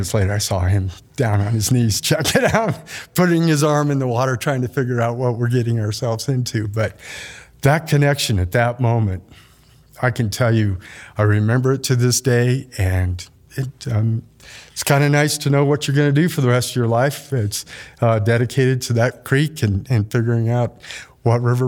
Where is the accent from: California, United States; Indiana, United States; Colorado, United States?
Colorado, United States; Denver; now in Craig, United States; I grew up in the Denver area